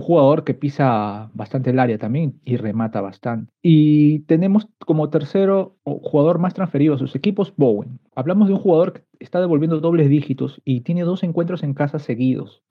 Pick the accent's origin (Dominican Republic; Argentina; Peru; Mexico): Peru; soy peruano